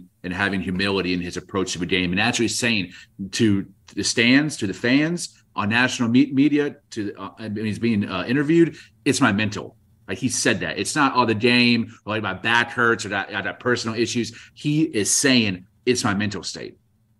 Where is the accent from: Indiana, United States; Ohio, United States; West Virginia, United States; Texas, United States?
Texas, United States; Dallas; as someone who's from the same city as Randle, he's from the North, I'm from the South. I couldn't be more proud to be from the Dallas, Texas